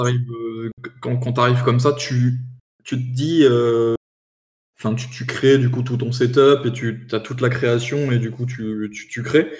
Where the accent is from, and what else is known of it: France